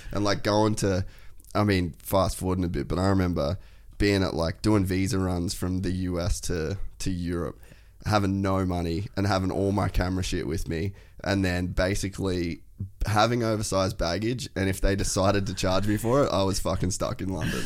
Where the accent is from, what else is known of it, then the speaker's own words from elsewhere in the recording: Cairns, Queensland, Australia; I grew up in Cairns, uh, North Queensland